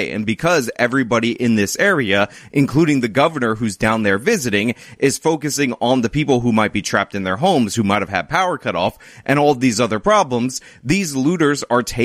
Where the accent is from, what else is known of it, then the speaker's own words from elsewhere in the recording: New York, United States; New York, my home state, but not in my area, upstate New York, Buffalo to be specific